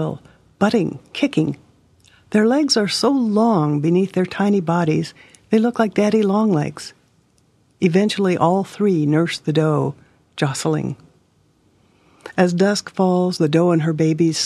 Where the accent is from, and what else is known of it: Hermosa, South Dakota, United States